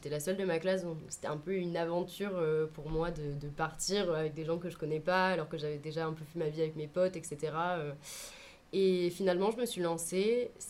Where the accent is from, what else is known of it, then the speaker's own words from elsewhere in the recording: Avignon, Provence-Alpes-Côte d'Azur, France; also born or lived in Lyon / Sisteron; J'ai beaucoup déménagé quand j'étais jeune. je suis née à Lyon, j'ai déménagé à Avignon, ensuite à Sisteron et ensuite re à Avignon.